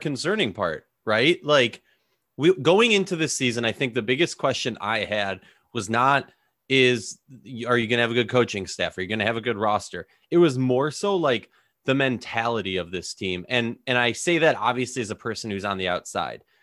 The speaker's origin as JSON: {"language": "English", "region": "Minnesota", "country": "United States", "said": "I'm from Minnesota"}